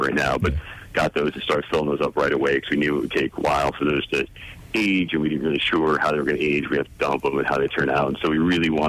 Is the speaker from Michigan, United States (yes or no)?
no; New Jersey, United States; also born or lived in New York City; I'm originally born and raised in New Jersey